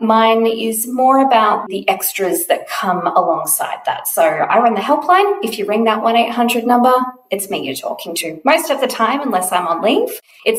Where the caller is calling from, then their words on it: Melbourne, Victoria, Australia; I am coming to you from Nam on Wurundjeri land.